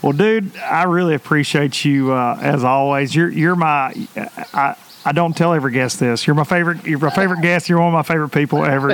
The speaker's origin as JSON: {"language": "English", "country": "United States", "tie": "born or raised there", "said": "growing up on the Tennessee River, I, I am a deep fisherman"}